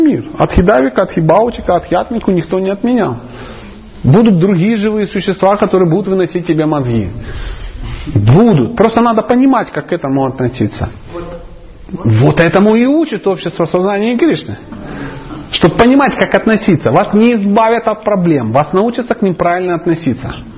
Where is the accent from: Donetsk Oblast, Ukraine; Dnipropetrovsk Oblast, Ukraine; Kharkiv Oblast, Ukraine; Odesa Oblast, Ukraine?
Dnipropetrovsk Oblast, Ukraine; Dnipro; я просто мужичок из Днепропетровска